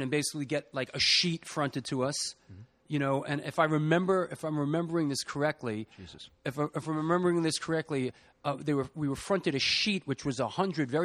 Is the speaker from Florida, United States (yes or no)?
no; New York City, New York, United States; also born or lived in Boston; I grew up in the Bronx.